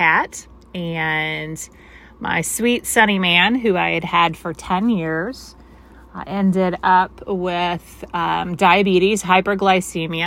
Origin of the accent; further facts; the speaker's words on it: Cape Girardeau, Missouri, United States; now in St. Louis, United States; I grew up in Cape Girardeau